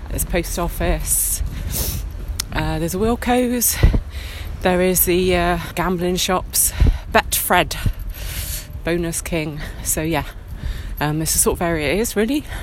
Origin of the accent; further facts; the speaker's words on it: Bristol, South West England, United Kingdom; So we're here in um, V Cross in Bedminster and Bristol. So um, I grew up round here, um, and uh, and obviously I'm vegan.